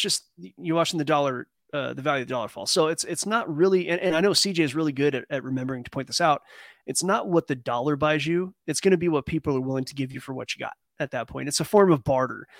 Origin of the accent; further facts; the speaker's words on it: California, United States; we don't say Cali